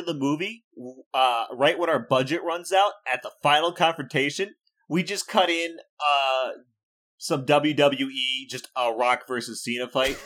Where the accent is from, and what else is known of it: Iowa, United States; born or raised there